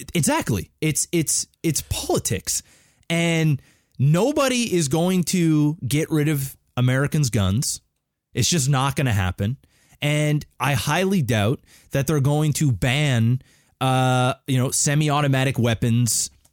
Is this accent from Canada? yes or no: yes; Canada; I'm Canadian as fuck.